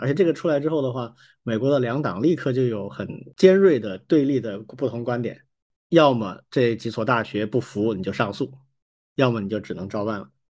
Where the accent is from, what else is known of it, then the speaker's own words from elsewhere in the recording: Wuhan, Hubei, China; 我有一个小学加初中的同班同学，也跟我一样都是父母都是武大的，所以我们是一个院子里玩儿长大的